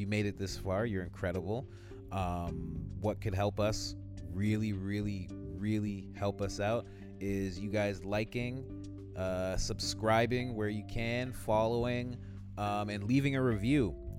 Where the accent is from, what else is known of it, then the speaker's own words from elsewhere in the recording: Crown Heights, New York, United States; like on the street where I grew up on Crown Heights, in Crown Heights, there is there's a murder-suicide house.